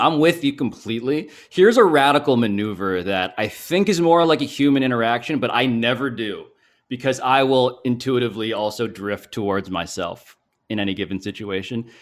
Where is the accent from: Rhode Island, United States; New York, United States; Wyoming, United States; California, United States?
New York, United States; New York City; I'm from New York City. I'm from Manhattan.